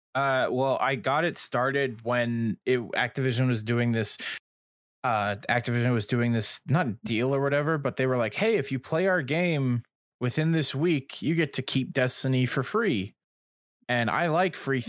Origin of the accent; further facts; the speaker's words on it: Canada; I'm Canadian